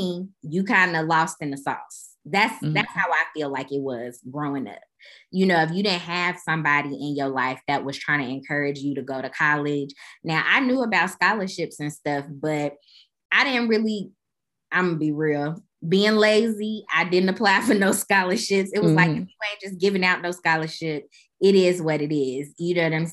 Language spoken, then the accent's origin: English; Chicago, Illinois, United States; Growing up in Chicago